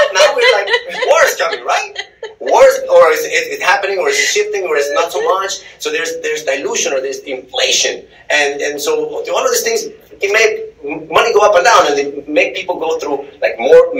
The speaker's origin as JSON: {"language": "English", "region": "Texas", "country": "United States", "said": "I'm from Texas"}